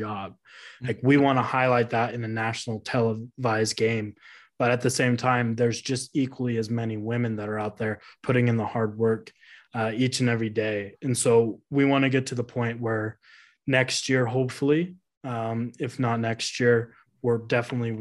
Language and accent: English; Utah, United States; Growing up in Utah